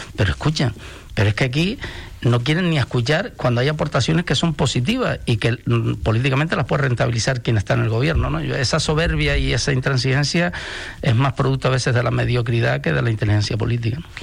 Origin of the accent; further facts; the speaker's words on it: Canary Islands, Spain; somos europeos pero estamos en África